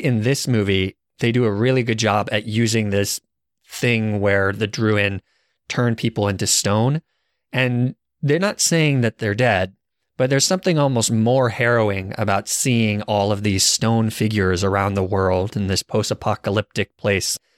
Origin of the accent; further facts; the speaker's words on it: Arizona, United States; I guess I'm from Arizona